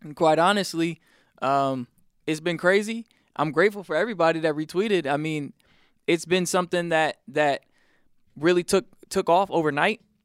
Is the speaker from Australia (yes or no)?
no; South Carolina, United States; moved away; also born or lived in Atlanta, Georgia; church every night growing up in South Carolina. Then it was every Wednesday, Friday, Sunday when we moved down to Atlanta